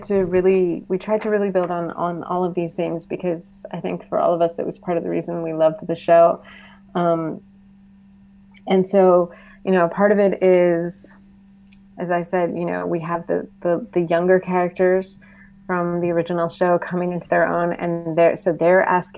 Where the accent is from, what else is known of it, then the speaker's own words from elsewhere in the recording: Boston, Massachusetts, United States; now in Washington, D.C., United States; I'm in D.C. now. I grew up in Boston.